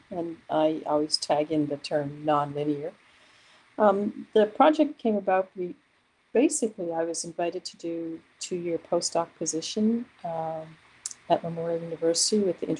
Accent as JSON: {"language": "English", "region": "Newfoundland and Labrador", "country": "Canada", "moved": "yes", "said": "I am originally from Newfoundland, so I have a link to the landscape of that place"}